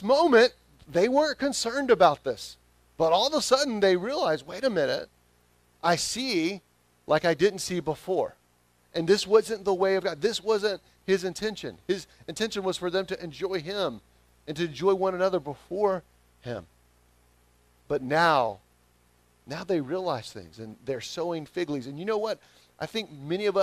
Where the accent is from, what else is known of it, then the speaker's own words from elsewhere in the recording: the South, United States; accent: southern; my southern accent